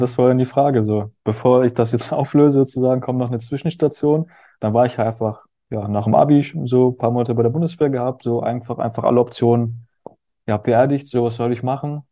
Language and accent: German; Hamburg, Germany; moved away as an adult; also born or lived in Berchtesgaden / Bad Reichenhall; ich bin, ja in Hamburg groß geworden